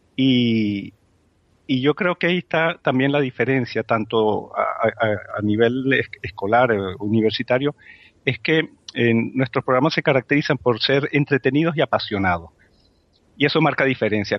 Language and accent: Spanish; Spain; como españoles